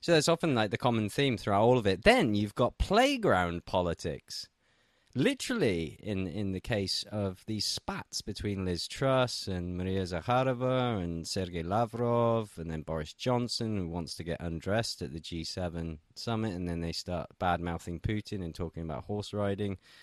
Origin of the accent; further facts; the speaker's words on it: England, United Kingdom; now in Russia; I'm an Englishman living in Russia